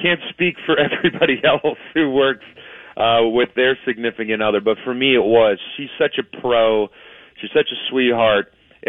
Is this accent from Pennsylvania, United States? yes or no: yes; Mount Lebanon, Pennsylvania, United States; I grew up an athlete in Mount Lebanon.